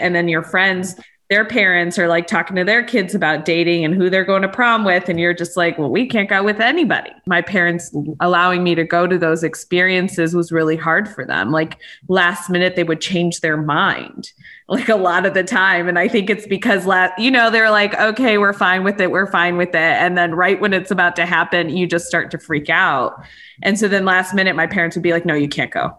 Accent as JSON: {"language": "English", "country": "United States", "tie": "born or raised there", "said": "I was raised here"}